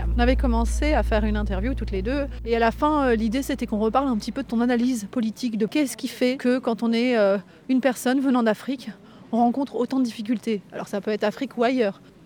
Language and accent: French; Lyon region, Auvergne-Rhône-Alpes, France; Nous venons d'arriver dans la région lyonnaise, là où j'ai grandi.